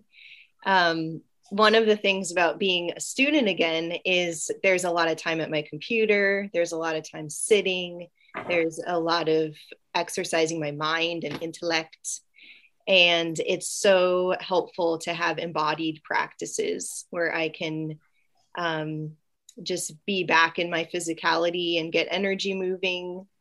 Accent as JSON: {"language": "English", "town": "San Diego", "region": "California", "country": "United States", "moved": "yes", "lives_now": "Austin, United States", "said": "I am from San Diego. And I'm currently living in Austin"}